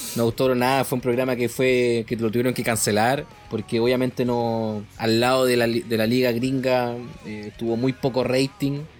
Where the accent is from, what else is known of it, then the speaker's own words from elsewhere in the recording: Chile; como buen chileno